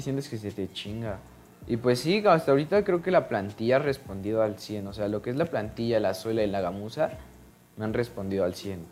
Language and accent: Spanish; Mexico City, Mexico; soy de la ciudad